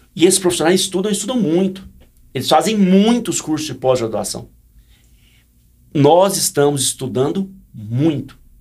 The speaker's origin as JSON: {"language": "Portuguese", "region": "Goiás", "country": "Brazil", "said": "Sou de Goiás"}